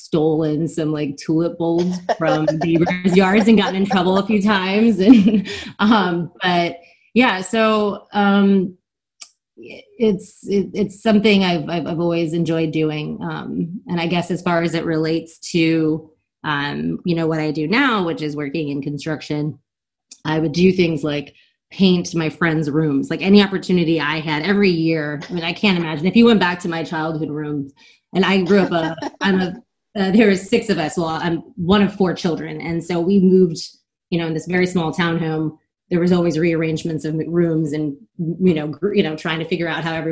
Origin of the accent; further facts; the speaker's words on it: Germantown, Maryland, United States; also born or lived in Guam; we moved outside of Washington, D.C.